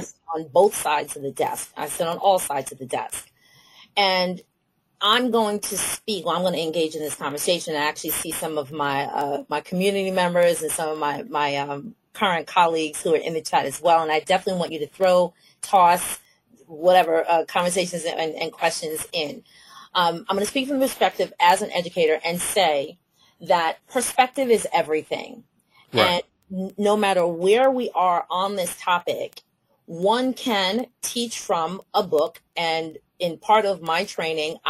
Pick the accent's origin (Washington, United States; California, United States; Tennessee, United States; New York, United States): New York, United States; New York City; I'm a New Yorker, everybody knows I'm from Brooklyn